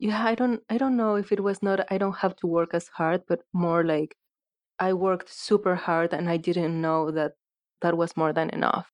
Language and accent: English; Guanajuato, Mexico; moved away as an adult; also born or lived in Mexico City / Medford, Oregon; now in United States; I was born in Mexico City, and then my family moved to another state called Guanajuato, and I was raised in Guanajuato for most of my life.